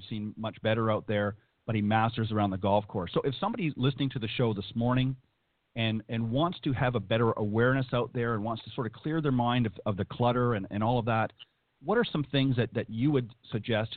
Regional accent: Ontario, Canada; now in United States; I'm originally from Ontario

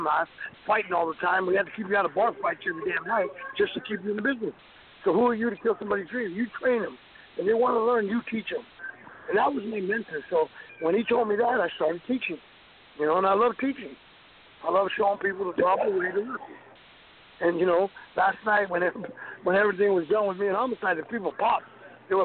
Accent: West Texas, United States; growing up in West Texas

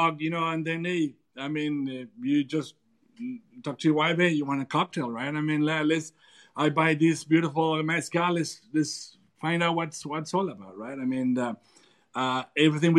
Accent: Durango, Mexico; I'm from Durango and this is my tradition

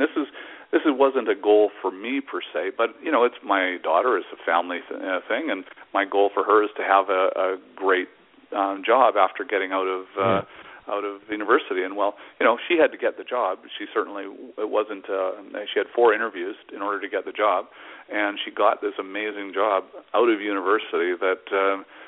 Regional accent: Vancouver, British Columbia, Canada; I'm from Vancouver, Canada

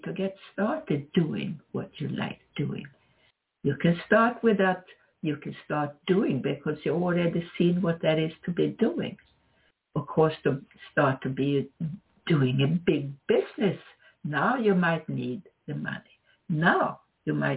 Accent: Sweden; moved away as an adult; now in United States; I am from Sweden, although I'm also an American citizen.

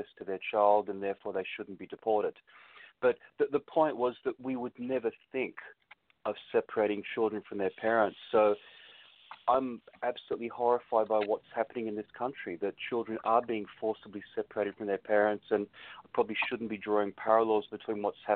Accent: Australia; I come from Australia

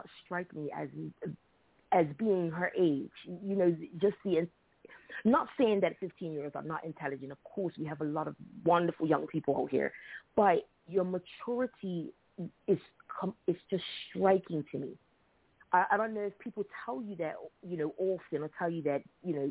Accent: Bermuda; I'm from Bermuda

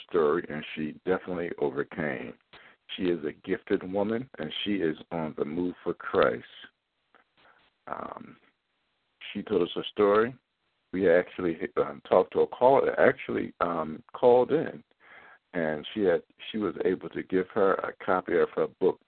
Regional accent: Philadelphia, Pennsylvania, United States; now in Baltimore, United States; my hometown in Philadelphia

